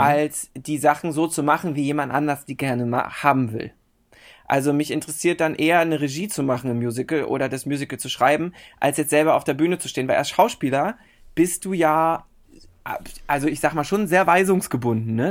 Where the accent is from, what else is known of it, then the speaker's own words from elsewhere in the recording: Berlin, Germany; in Berlin-Köpenick bin ich aufgewachsen